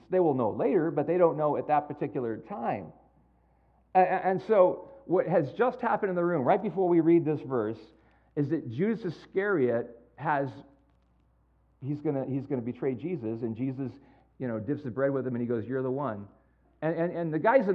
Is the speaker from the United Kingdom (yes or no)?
no; San Jose, California, United States; moved away; I am from San Jose, born and raised in San Jose